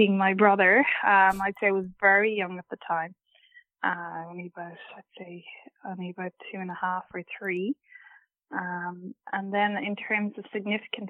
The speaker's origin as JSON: {"language": "English", "town": "Galway", "region": "Connacht", "country": "Ireland", "tie": "born or raised there", "moved": "as an adult", "lives_now": "Cork, Ireland", "said": "I was born in Cork here, and then I spent my school years and I did my degree in Galway"}